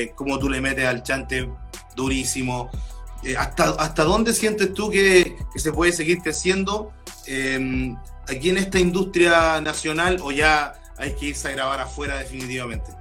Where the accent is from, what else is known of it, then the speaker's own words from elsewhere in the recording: Lota, Biobío, Chile; yo igual soy de región, más al sur que tú, soy de Lota